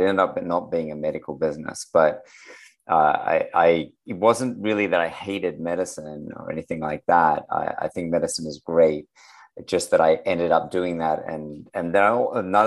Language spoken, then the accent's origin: English; Sydney, New South Wales, Australia; I'm from Australia as well, right? So I'm in Sydney, Australia.